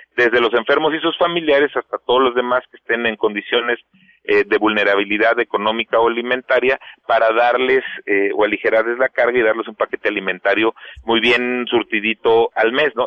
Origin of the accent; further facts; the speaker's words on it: Mexico; also born or lived in Michoacán; todos somos mexicanos, porque todos aquí vivimos en Michoacán